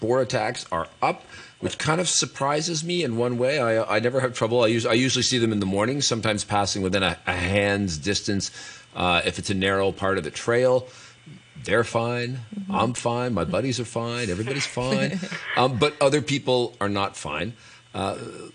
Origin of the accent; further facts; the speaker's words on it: Canada; now in Hong Kong; I grew up in Canada